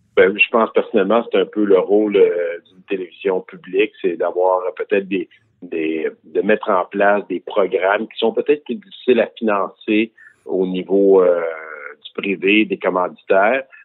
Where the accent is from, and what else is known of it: Quebec, Canada